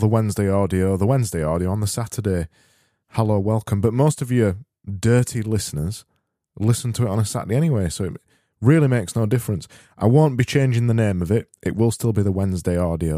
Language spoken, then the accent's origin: English; Yorkshire and the Humber, United Kingdom; I'm from Yorkshire.